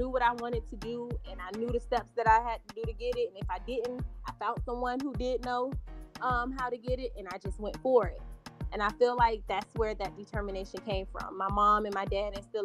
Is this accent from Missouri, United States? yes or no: no; Miami, Florida, United States; moved away as an adult; now in Houston, United States; I am from Miami, Florida, born and raised. Not the Miami that you guys see on TV, but I was born and raised on 51st Street, which is in Liberty City.